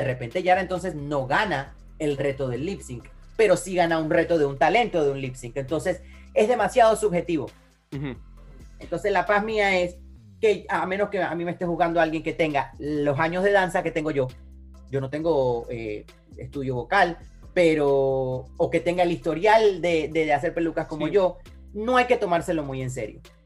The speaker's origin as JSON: {"language": "Spanish", "country": "Panama", "moved": "yes", "said": "soy panameño"}